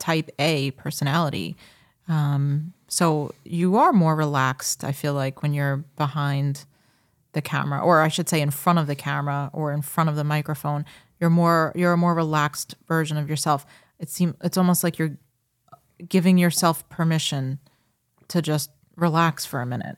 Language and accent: English; Long Island, New York, United States; I am from Long Island, born and raised